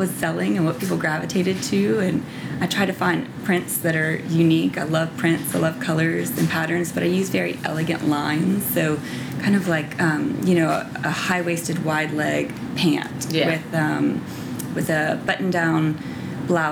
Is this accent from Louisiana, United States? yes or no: yes; Louisiana, United States; moved away as an adult; also born or lived in New York; now in Nashville, United States; growing up in Louisiana